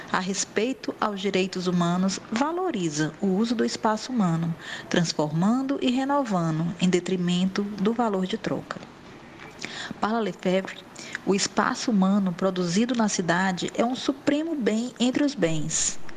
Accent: Northeast Region, Brazil; né? sou mulher e também sou nordestina.

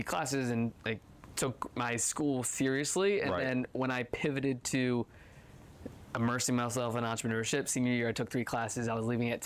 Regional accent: Virginia, United States; I grew up in Virginia, East Coast

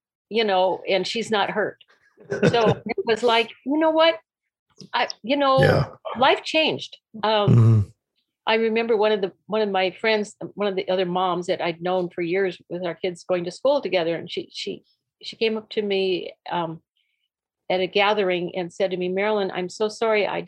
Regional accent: North Dakota, United States; We were born and raised in North Dakota, my husband and I both

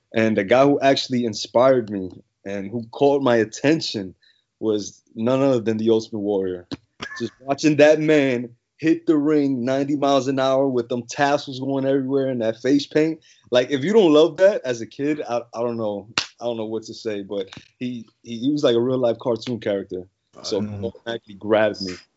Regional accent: New York City, New York, United States; moved away as an adult; now in Mississippi, United States; I'm actually born and raised in the Bronx, New York. Lived there my whole life

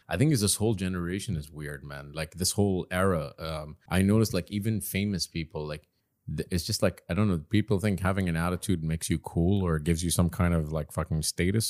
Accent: Doha, Qatar; also born or lived in Dubai, United Arab Emirates; I was born and raised in Qatar, and I grew up in Dubai as well. But, you know, these are my hometowns

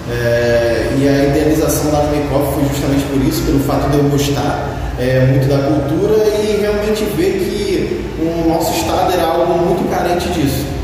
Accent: Rio de Janeiro, Brazil; eu sou daqui de Nova sul

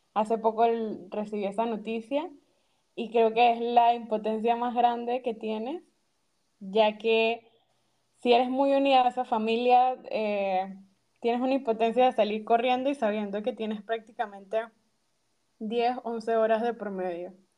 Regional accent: Panama; moved away as an adult; now in Rotterdam, Netherlands

